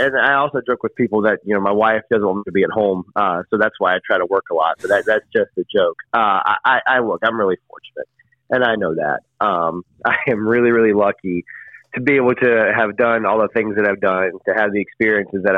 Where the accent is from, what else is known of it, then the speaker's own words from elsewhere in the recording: North Carolina, United States; growing up in North Carolina